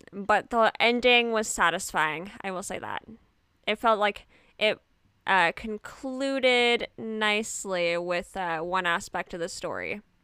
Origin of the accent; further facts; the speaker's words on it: Edmonton, Alberta, Canada; hailing from Edmonton, Canada